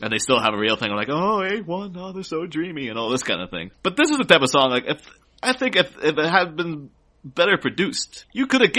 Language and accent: English; Ireland; I grew up in Ireland, so, like, right next to the UK